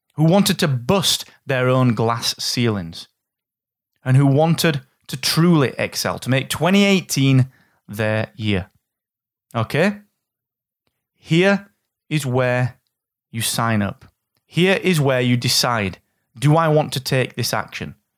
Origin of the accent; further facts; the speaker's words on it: England, United Kingdom; I'm from England